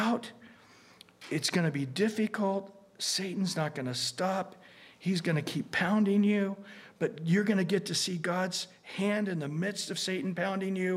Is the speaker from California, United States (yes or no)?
yes; Bakersfield, California, United States; I grew up in Central California